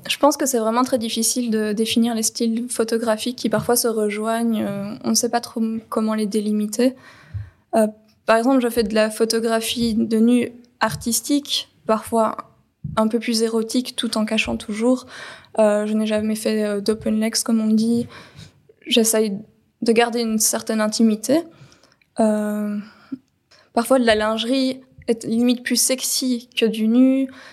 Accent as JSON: {"language": "French", "country": "Belgium", "tie": "born or raised there", "said": "Je suis née en Belgique, j'ai 32 ans"}